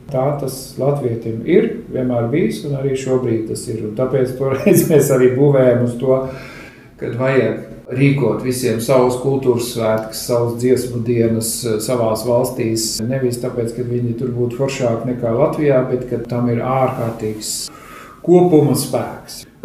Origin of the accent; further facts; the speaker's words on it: Germany; also born or lived in Scandinavia; es pats eh, esmu no Skandināvijas, bet eh, audzis Vācijā. Līdz ar to pārzina tās teritorijas.